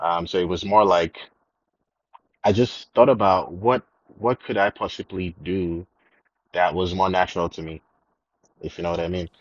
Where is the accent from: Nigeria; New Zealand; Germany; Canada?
Nigeria; also born or lived in South Africa; I'm Nigerian. Um, I grew up okay. in Nigeria most of the time.